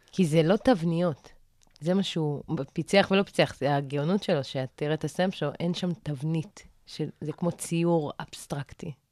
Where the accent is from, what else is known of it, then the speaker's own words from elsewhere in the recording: Arad, Southern District, Israel; אני במקור מערד